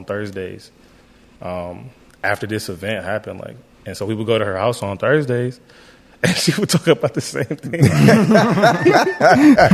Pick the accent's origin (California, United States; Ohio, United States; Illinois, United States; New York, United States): Ohio, United States; Youngstown; I grew up in Youngstown. In the city of Youngstown